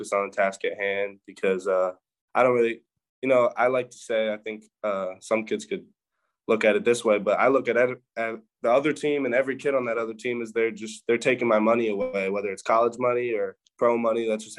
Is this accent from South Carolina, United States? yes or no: no; Land O'Lakes, Florida, United States; born there; No bandwagon. I was born in Land O'Lakes, Florida. It's okay. Tampa area.